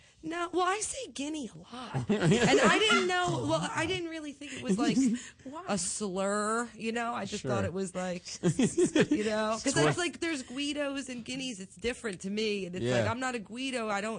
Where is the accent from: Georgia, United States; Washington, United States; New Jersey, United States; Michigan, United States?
New Jersey, United States; Belleville; my town where I grew up in Belleville, it was like, if you're white, you're probably Italian or Irish.